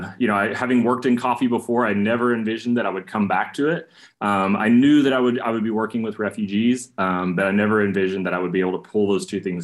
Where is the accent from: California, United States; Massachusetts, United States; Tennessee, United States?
Tennessee, United States; East; moved away; I grew up in a small town in East Tennessee, a very monocultural setting.